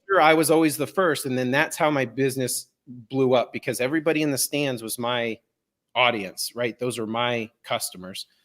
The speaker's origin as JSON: {"language": "English", "town": "Denver", "region": "Colorado", "country": "United States", "tie": "born or raised there", "said": "I was born and raised in Denver, Colorado. I have lived here my whole life."}